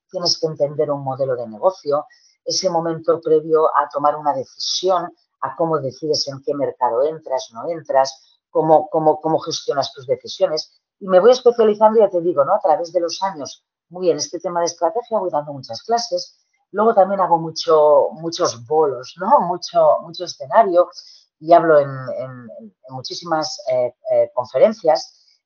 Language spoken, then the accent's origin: Spanish; Tarragona, Catalonia, Spain; de estar en Tarragona, yo, soy de Tarragona, ¿eh?